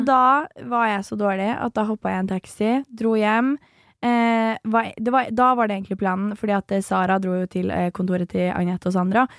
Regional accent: Nesodden, Akershus, Norway; Jeg er fra Nesodden, er jo superlite sted

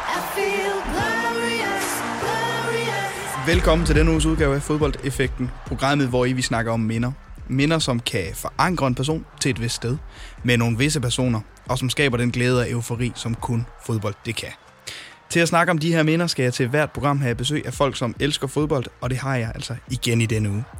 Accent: North Jutland, North Denmark Region, Denmark; nu kommer jeg selv fra Nordjylland

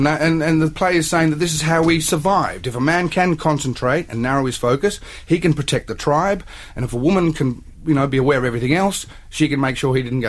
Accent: Australia

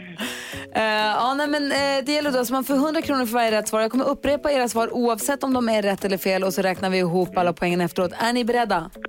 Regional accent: Luleå, Norrbotten County, Sweden; Luleå, det är ju min hemstad, där jag är uppvuxen

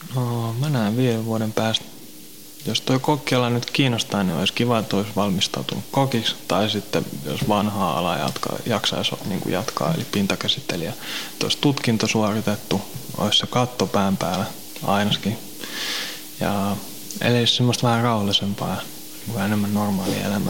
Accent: Helsinki, Uusimaa, Finland; also born or lived in Kirkkonummi / Pornainen; mä oon vähän joka puolella Helsinkiin kasvanut

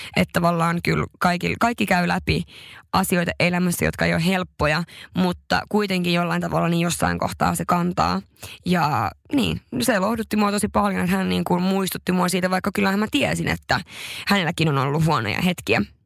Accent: northern Finland, Finland; mä oon pohjoisesta kotoisin, se on jotain, mistä mä oon tosi ylpeä

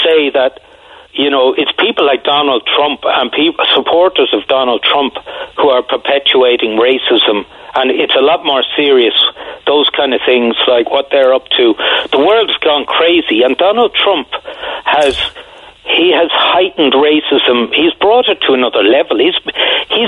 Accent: Ireland; I grew up in Ireland from 1963

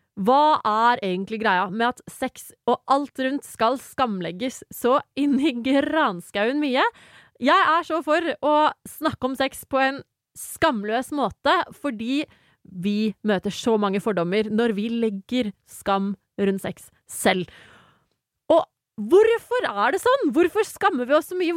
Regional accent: Asker, Akershus, Norway; Jeg kommer fra Asker

